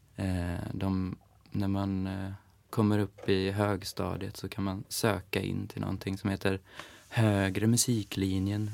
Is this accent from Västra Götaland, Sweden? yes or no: no; Eskilstuna, Södermanland, Sweden; now in Stockholm, Sweden; jag är från Eskilstuna